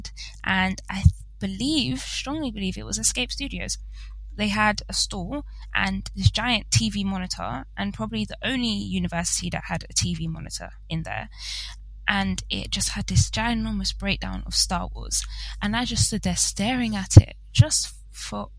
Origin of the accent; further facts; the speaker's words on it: London, United Kingdom; I am in London, and I unfortunately grew up in London. I haven't moved. I've stayed right here.